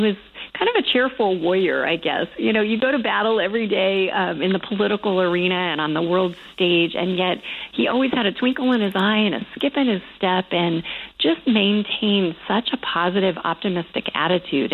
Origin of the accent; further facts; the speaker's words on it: Southern California, United States; I grew up in Southern California